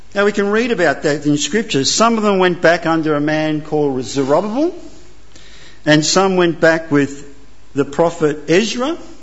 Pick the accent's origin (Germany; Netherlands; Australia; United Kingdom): Australia; also born or lived in Italy; I came here when I was two. I have no recollection. I'm Italian by birth, Aussie by choice, and I'm naturalised